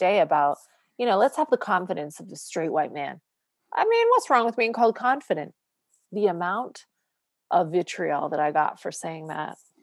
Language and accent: English; Canada; moved away; I'm a single mom and I'm Canadian